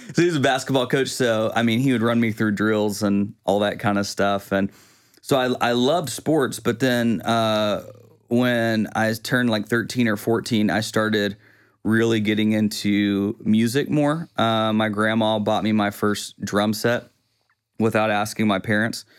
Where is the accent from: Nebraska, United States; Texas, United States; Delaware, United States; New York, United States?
Texas, United States; Quitman; also born or lived in Tyler; now in Longview, United States; I grew up in Quitman